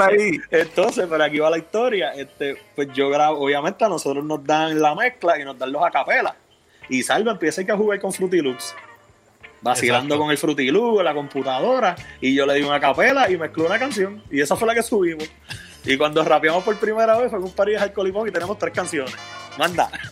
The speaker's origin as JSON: {"language": "Spanish", "town": "Bayamón", "country": "Puerto Rico", "tie": "born or raised there", "said": "yo soy natural de Bayamón, de Guarabú de Bayamón"}